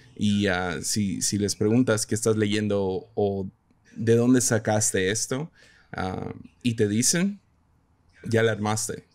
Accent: Mazatlán, Sinaloa, Mexico; now in Tepic, Mexico; crecí en Mazatlán, entonces ahí decíamos chilo

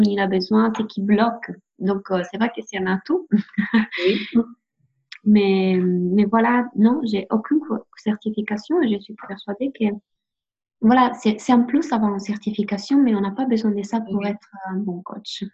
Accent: Italy; French is a second language; now in France; je suis italienne

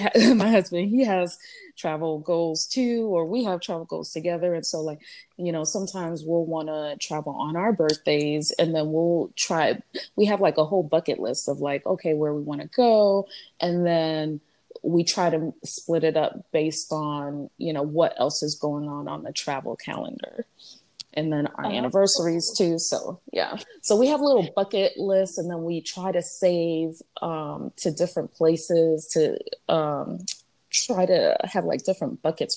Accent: New York City, New York, United States; also born or lived in Montreal, Canada; now in South Florida, United States; I'm originally from New York, Brooklyn, New York

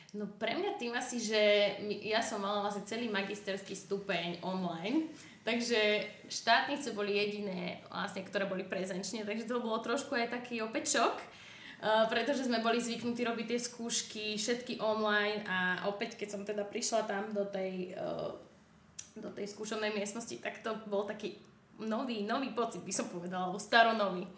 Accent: Banská Bystrica, Banská Bystrica Region, Slovakia; moved away; ja som z Bystrice

